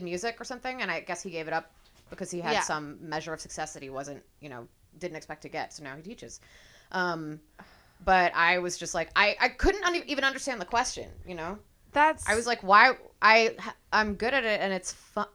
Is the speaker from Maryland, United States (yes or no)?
yes; Maryland, United States; I'm from Maryland